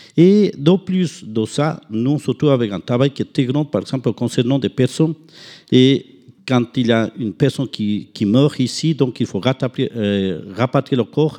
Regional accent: Ecuador; moved away; chez nous en Équateur

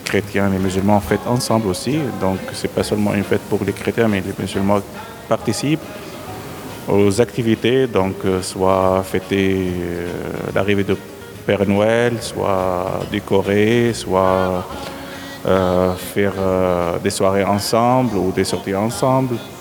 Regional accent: Syria; moved away as an adult; now in Switzerland; je suis né en Syrie, Rome. J'ai 43 ans, j'habite en Suisse depuis 2008.

